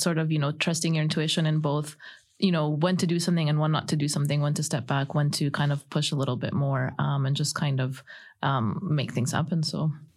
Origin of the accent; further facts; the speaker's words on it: Canada; moved away; I grew up in Canada